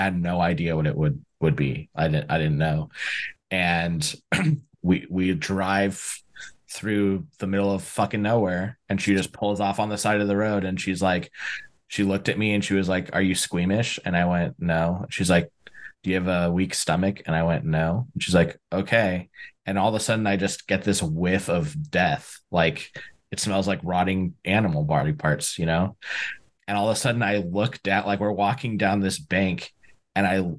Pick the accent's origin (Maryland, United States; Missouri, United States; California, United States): California, United States; San Diego; I'm from San Diego. Like, we don't have, hunting's not a big thing out here